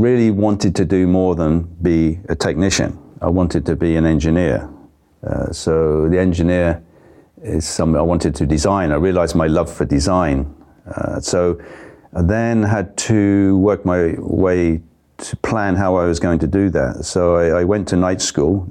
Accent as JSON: {"language": "English", "town": "Bournemouth", "region": "South West England", "country": "United Kingdom", "tie": "born or raised there", "also_born_or_lived": "Far East", "moved": "as an adult", "said": "my hometown, Bournemouth"}